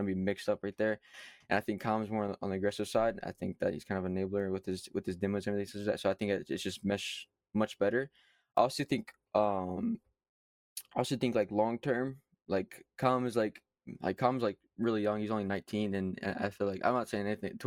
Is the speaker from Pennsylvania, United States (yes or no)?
no; Kentucky, United States; accent: southern; I am from Kentucky, so that's where I'm from.